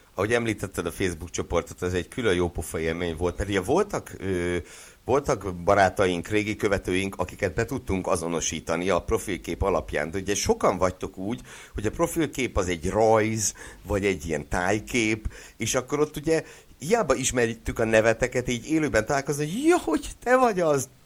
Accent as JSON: {"language": "Hungarian", "town": "Szeged", "region": "Csongrád-Csanád", "country": "Hungary", "said": "Szegedi vagyok"}